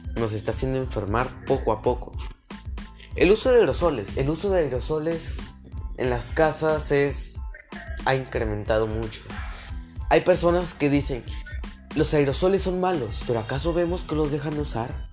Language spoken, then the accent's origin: Spanish; Peru; como peruanos